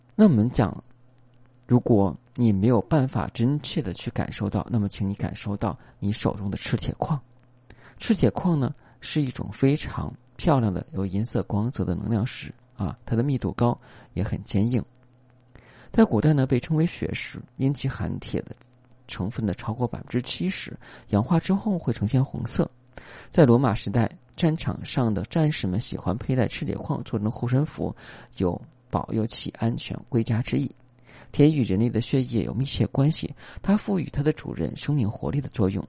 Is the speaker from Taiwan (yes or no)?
no; China; 我们中国人